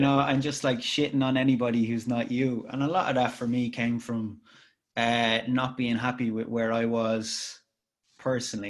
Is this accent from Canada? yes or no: no; Ireland; I'm Irish and I make tunes